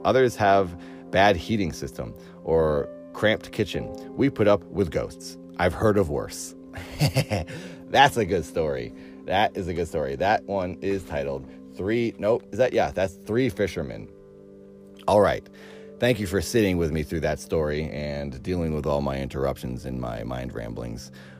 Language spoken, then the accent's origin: English; Irvington on Hudson, New York, United States; born there; now in Nantucket, United States; I was born in 1911 in Irvington on Hudson. My parents summered on Nantucket from time to time.